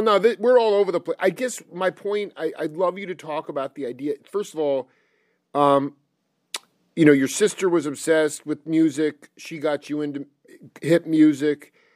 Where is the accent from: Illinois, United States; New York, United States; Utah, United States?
New York, United States; Stony Brook; i was born in 78 and when i in stony brook it was basically farmland at that time